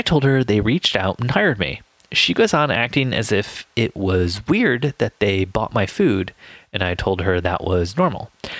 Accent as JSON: {"language": "English", "country": "United States", "lives_now": "England, United Kingdom", "said": "Well, I'm an American in England, so everyone likes to ask me questions."}